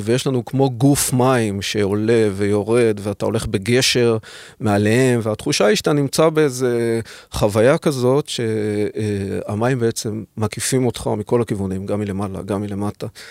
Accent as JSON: {"language": "Hebrew", "town": "Haifa", "region": "Haifa District", "country": "Israel", "tie": "born or raised there", "said": "אלדד ואני הכרנו בעצם, אה, עוד, אה, כשהיינו ילדים בחיפה"}